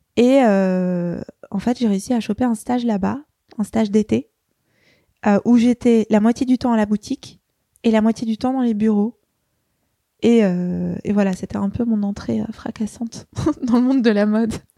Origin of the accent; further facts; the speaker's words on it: Paris, Île-de-France, France; je suis née à Paris, dans le 14e. j'ai grandi à Paris